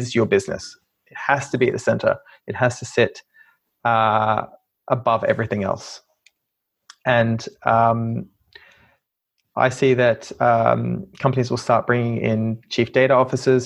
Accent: Australia; moved away as an adult; now in United Kingdom; I'm from Australia, as you probably could have told.

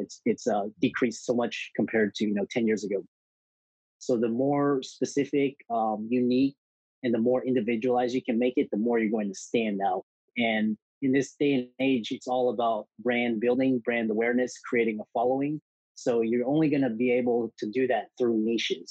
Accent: Houston, Texas, United States; I grew up in Houston, Texas

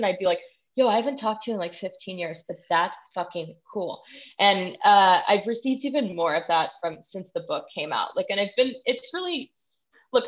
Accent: Texas, United States; moved away; I'm from Texas originally

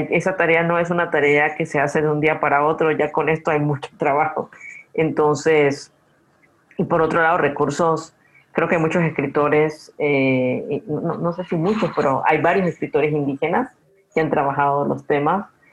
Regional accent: Guna Yala, Panama; yo soy de la isla del Cangrejo eh, eh o soy de la isla donde nace el sol, porque mi mamá también es de allí

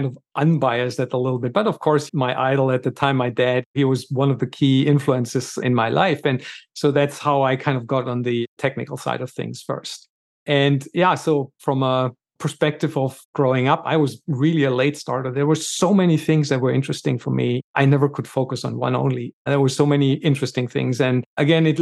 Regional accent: Stuttgart, Baden-Württemberg, Germany; I grew up in Stuttgart, Germany

